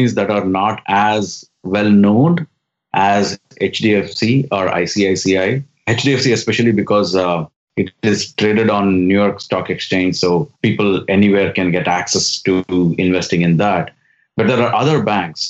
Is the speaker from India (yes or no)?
yes; India; moved away as an adult; now in Silicon Valley, United States; when I was growing up in India back in the 80s and 90s